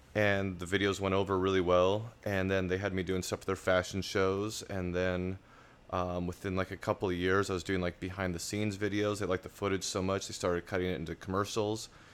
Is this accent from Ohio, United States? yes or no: no; Laurel, Montana, United States; moved away; also born or lived in Billings, Montana; I was born in Montana, uh, Billings, Montana, grew up in Laurel.